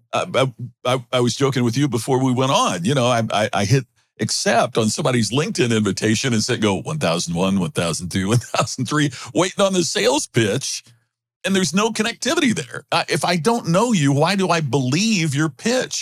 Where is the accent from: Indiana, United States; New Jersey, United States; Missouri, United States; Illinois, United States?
Indiana, United States; Crothersville; I grew up in the very rural part of Indiana, uh, near Louisville, Kentucky, just on the, you know, southern part of the state. And my folks owned the only grocery store in Crothersville, Indiana, my hometown